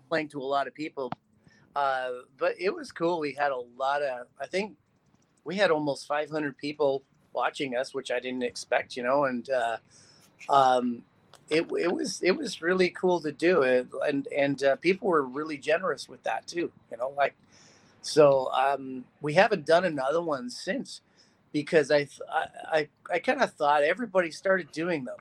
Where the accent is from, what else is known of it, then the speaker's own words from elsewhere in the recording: North Bay, Ontario, Canada; moved away as an adult; now in Las Vegas, United States; I, am from a little small town called North Bay, Ontario